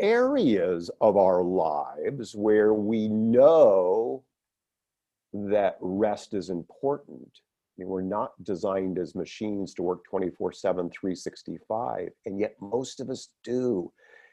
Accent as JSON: {"language": "English", "region": "Northeast of the United States", "country": "United States", "tie": "born or raised there", "said": "I grew up in the Northeast of the United States."}